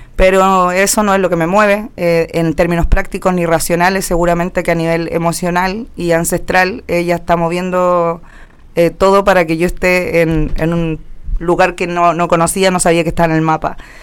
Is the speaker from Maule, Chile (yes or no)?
yes; Linares, Maule, Chile; now in Santiago, Chile; Yo nací en Linares, eh, de séptima región del Maule se llama.